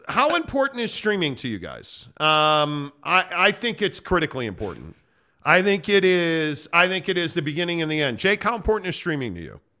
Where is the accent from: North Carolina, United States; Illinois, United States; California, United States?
Illinois, United States; Chicago; I grew up in Chicago watching the Cubs on W G N